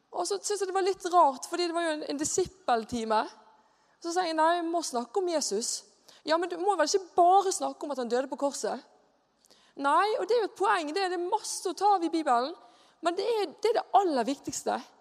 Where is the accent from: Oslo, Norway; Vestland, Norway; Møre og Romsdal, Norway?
Vestland, Norway; Bergen; now in Mosjøen, Norway; Jeg er bergenser